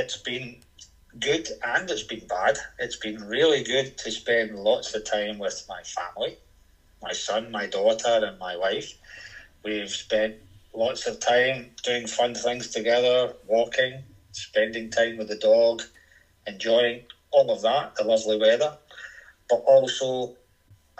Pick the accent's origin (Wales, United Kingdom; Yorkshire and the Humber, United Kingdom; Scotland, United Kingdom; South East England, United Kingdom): Scotland, United Kingdom; Glasgow; also born or lived in Howwood; I was born in Glasgow.